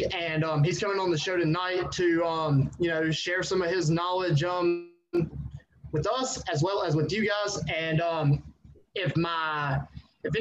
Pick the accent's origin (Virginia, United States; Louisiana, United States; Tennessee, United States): Virginia, United States; I'm from Virginia